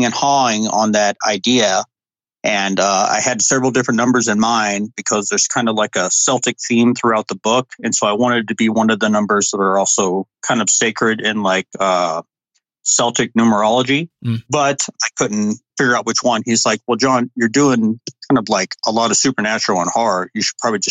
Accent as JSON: {"language": "English", "region": "Montana", "country": "United States", "tie": "born or raised there", "also_born_or_lived": "Georgia", "said": "I grew up here in Montana. I was actually born in Georgia, but my family moved up here when I was 5 years old, and I've lived in Montana ever since."}